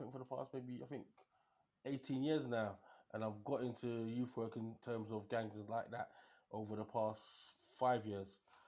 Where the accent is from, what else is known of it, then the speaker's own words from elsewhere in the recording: London, United Kingdom; I'm originally from Tottenham. Obviously, I work in Hamilton